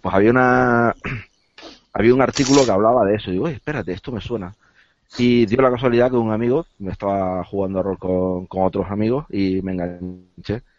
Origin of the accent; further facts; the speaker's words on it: Las Palmas, Canary Islands, Spain; yo soy de las islas, yo soy de, de Las Palmas